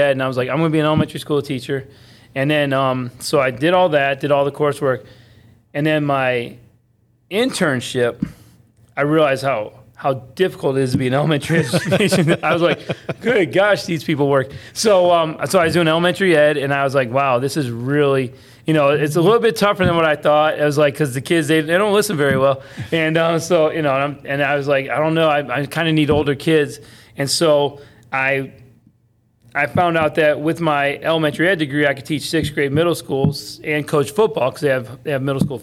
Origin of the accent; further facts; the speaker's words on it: Palm Coast, Florida, United States; also born or lived in Cleveland, Ohio; I grew up in Palm Coast